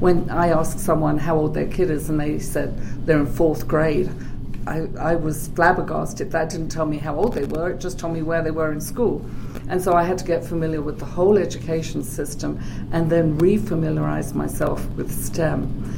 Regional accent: England, United Kingdom; You already mentioned that I'm English, and that's the first thing that people usually ask me. Where am I from? Sometimes they think I might be from Australia or New Zealand, but I think it's because I've been here a long time and my accent is a little distorted.

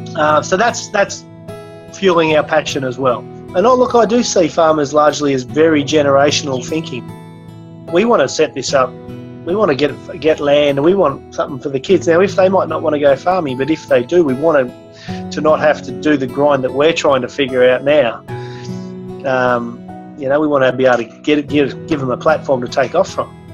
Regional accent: Berrigan, New South Wales, Australia; I'm from a little town in New South Wales called Berrigan. You go back to our town that we remember growing up in as kids

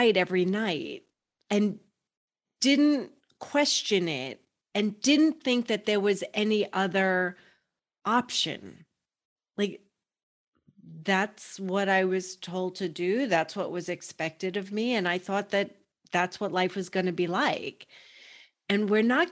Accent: New York, United States; I grew up in New York, that's what was expected of me.

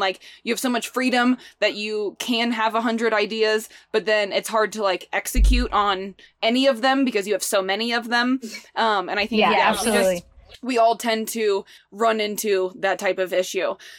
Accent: Midwest, United States; Like I grew up in the Midwest. Well, that's all I know.

